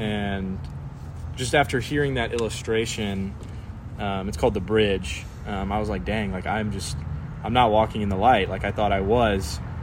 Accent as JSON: {"language": "English", "town": "San Antonio", "region": "Texas", "country": "United States", "said": "I was from San Antonio, Texas, um, right old San Antone"}